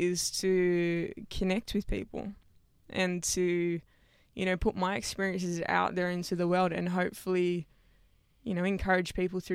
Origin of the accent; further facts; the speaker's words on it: Sydney, New South Wales, Australia; I went to school out west. Okay. Western Sydney.